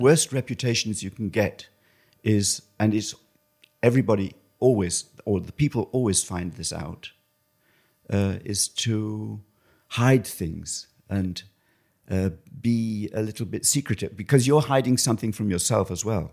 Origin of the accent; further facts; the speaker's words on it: England, United Kingdom; also born or lived in Düsseldorf, Germany; now in Cologne, Germany; originally I'm from England, and I live in Germany now in Cologne